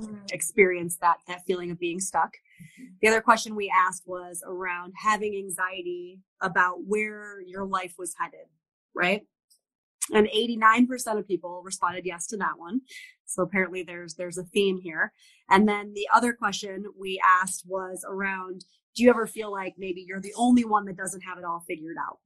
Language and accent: English; East Coast, United States; I'm from the East Coast